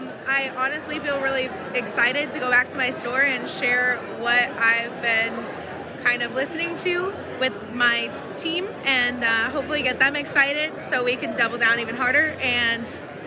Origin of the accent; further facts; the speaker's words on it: Tucson, Arizona, United States; Tucson, Arizona.